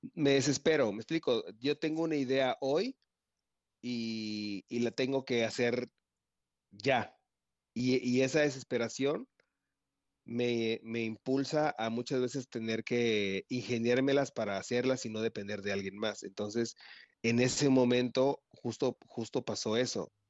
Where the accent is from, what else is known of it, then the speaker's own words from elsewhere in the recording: Veracruz, Mexico; soy de Veracruz, toda mi vida he vivido felizmente aquí en, el puerto